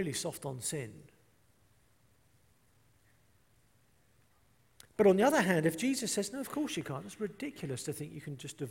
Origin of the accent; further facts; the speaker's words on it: England, United Kingdom; I'm English